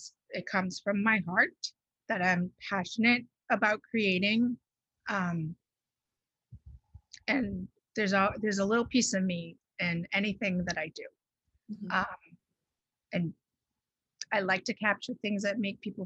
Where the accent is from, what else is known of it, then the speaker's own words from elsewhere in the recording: Bridgewater, Massachusetts, United States; moved away as an adult; also born or lived in Newton, Massachusetts; now in Rhode Island, United States; I grew up in Massachusetts, in southeastern Massachusetts, in Bridgewater.